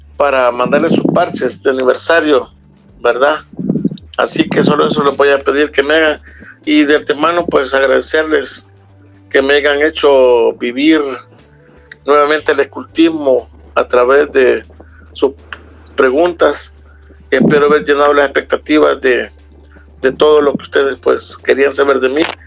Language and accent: Spanish; El Salvador; aquí en El Salvador